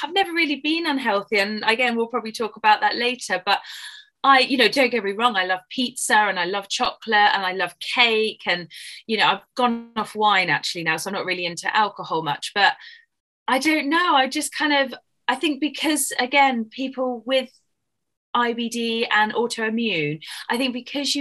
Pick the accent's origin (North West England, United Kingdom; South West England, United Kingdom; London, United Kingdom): South West England, United Kingdom; Dorset; accent: English; moved away as an adult; also born or lived in South Africa / Australia; I live in a county called Dorset. So we are very lucky because we live right on the beach. We've got lovely white sandy beaches